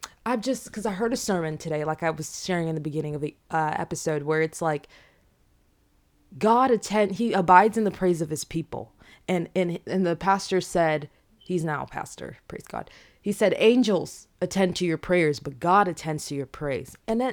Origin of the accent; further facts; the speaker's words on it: DR Congo; born there; I was born in Democratic Republic of the Congo, okay? I was born in the year 1999, and if you know anything about that year, okay, in Central and East Africa